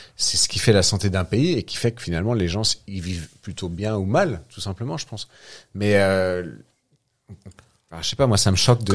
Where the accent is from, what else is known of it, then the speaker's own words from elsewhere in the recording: France; On est des Français qui vivent en France